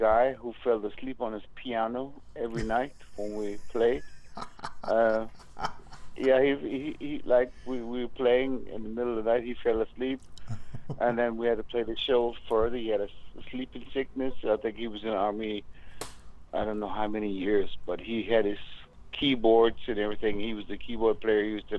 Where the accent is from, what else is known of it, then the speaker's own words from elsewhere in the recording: Anderson, South Carolina, United States; moved away as an adult; now in Germany; South Carolina, Anderson, South Carolina.